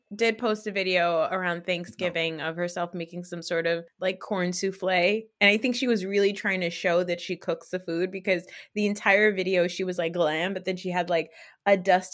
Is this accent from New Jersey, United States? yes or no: yes; New Jersey, United States; So, you know, I'm from Jersey. I love watching the Jersey cast at the shore.